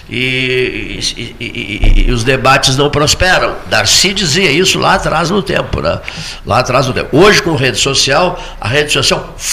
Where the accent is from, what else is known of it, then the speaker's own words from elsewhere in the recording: Porto Alegre, Rio Grande do Sul, Brazil; sou Porto Alegrense. Porto Alegrense, Porto Alegrense